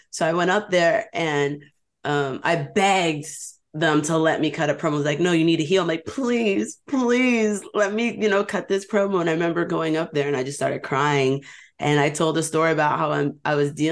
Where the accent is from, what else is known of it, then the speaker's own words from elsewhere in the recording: New York, United States; And we're both Hispanic, and we're both from New York.